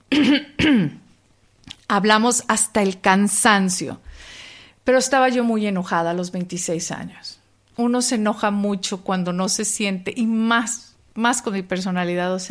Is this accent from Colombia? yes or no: no; Mexico; no, saben, que crecí